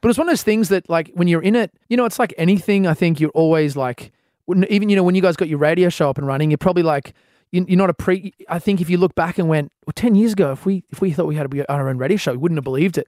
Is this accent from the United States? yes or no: no; Australia; as an Australian artist